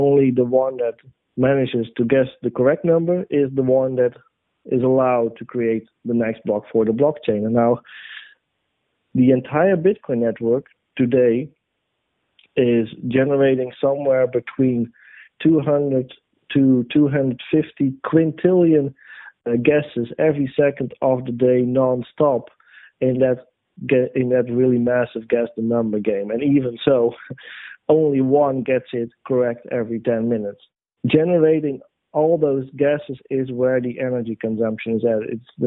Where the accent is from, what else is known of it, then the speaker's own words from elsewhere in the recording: Netherlands; my home country, the Netherlands